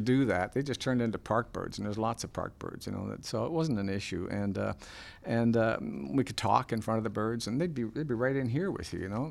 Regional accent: Port Perry, Ontario, Canada; Port Perry, my hometown

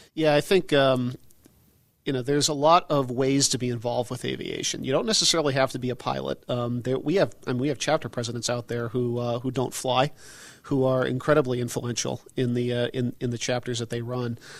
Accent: Connecticut, United States; I grew up in Connecticut

